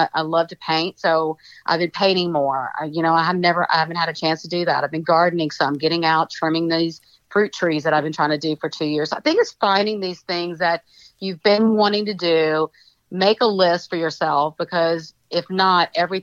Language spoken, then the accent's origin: English; Jackson, Mississippi, United States; I grew up in Jackson, Mississippi in a Greek American household.